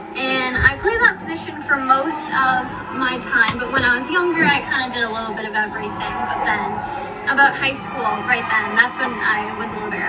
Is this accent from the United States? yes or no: yes; North Andover, Massachusetts, United States; I'm from North Andover, Massachusetts.